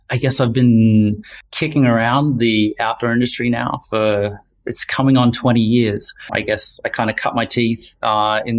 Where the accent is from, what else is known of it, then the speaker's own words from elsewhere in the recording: Wellington, New Zealand; also born or lived in Australia / Vancouver, Canada; now in London, United Kingdom; Uh, Wellington, New Zealand. Been a long route to, to London in the UK. So a little bit of time in Australia and some university there, and then um, a long time in, in Vancouver, enjoying the mountains in BC.